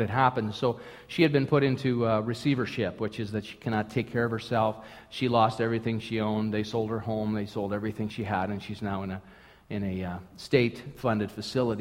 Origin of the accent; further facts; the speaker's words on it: St. Paul, Minnesota, United States; moved away; I was born in Minnesota, St. Paul, Minnesota, Twin Cities, Minneapolis, St. Paul